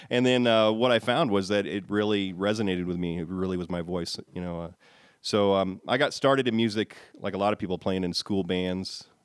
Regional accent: Ohio, United States; also born or lived in Texas; formative years were in Texas, San Antonio, Dallas, that kind of thing, and then migrated to Ohio. Spent most of my youth in Ohio

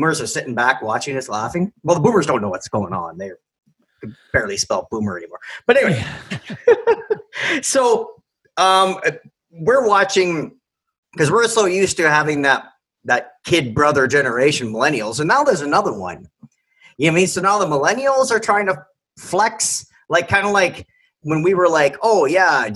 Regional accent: Sudbury, Ontario, Canada; I'm Canadian

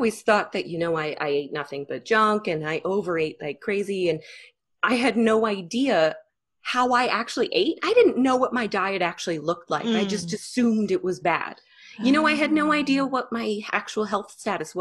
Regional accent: Canada; I'm Canadian

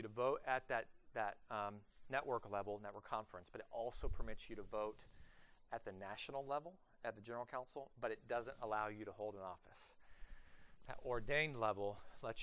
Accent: Oklahoma, United States; moved away as an adult; also born or lived in southern Ohio / southeast of Cleveland, Ohio; now in Columbus, United States; I am actually from the great state of Oklahoma

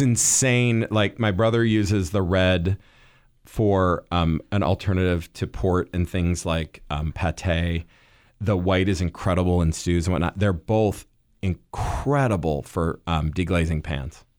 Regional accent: Midwest, United States; I grew up in the Midwest

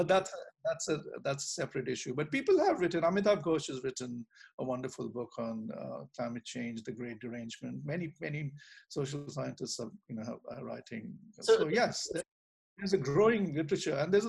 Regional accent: Delhi, India; when I was growing up in Delhi

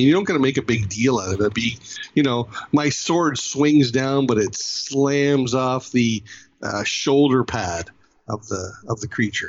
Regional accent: Canada; I'm Canadian

